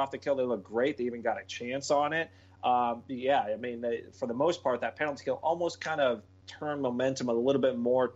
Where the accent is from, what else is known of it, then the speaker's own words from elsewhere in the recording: United States; me being American